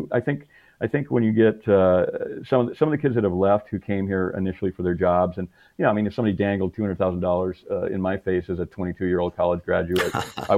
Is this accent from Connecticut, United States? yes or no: no; Michigan, United States; also born or lived in Tennessee; now in San Francisco, United States; I grew up in Michigan.